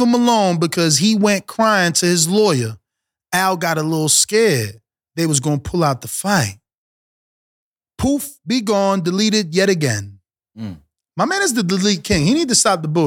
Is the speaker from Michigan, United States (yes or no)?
no; New Jersey, United States; also born or lived in Caribbean; I'm from Jersey